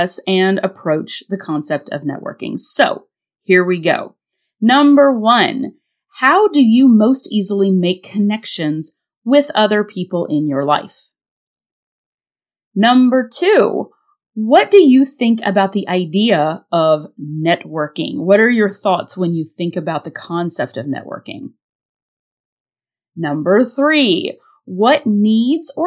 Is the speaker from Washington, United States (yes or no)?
no; North Carolina, United States; born or raised there; moved away